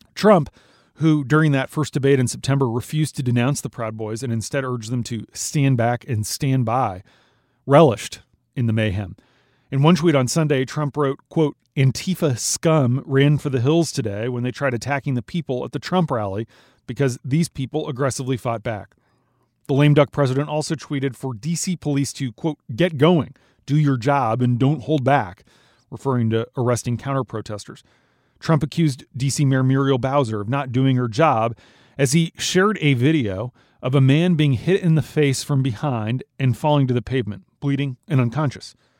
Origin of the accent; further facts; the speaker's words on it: Minnesota, United States; moved away; In my home state of Minnesota